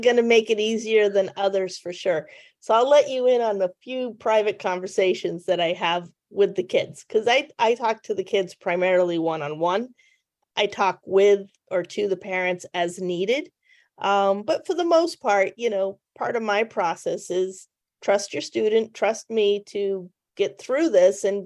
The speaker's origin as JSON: {"language": "English", "region": "New England", "country": "United States", "said": "I'm from New England"}